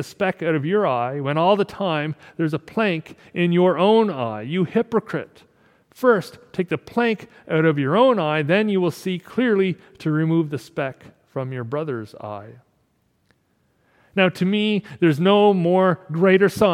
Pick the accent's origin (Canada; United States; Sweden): Canada